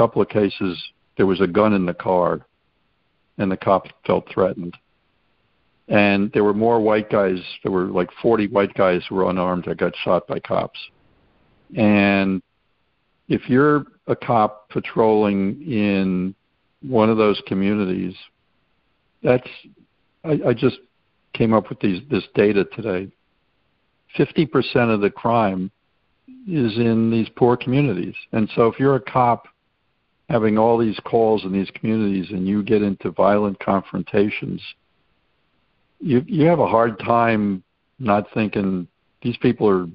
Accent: New York City, New York, United States; being a New Yorker and having been in New York City in 1968

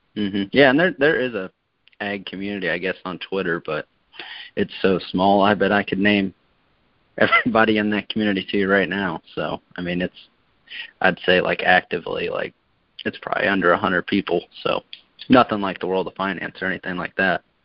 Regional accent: Kansas City, United States; we're from Kansas City

